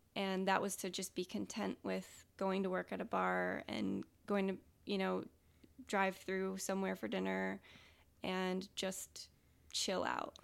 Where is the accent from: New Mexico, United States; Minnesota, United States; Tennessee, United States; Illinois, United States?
Illinois, United States; Rockford; I was born and raised in Rockford